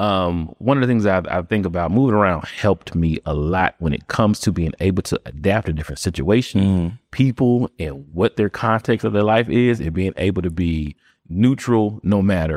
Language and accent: English; Pennsylvania, United States; born there; also born or lived in Florida; So born in Pennsylvania, lived in Florida, all of m